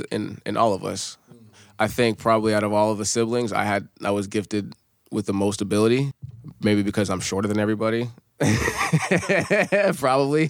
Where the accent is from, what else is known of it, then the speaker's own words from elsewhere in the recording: Amherst, New Hampshire, United States; growing up, I'm from Amherst, New Hampshire